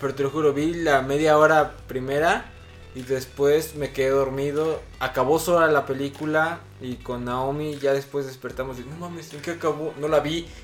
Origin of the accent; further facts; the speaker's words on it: Mexico; Como mexicanos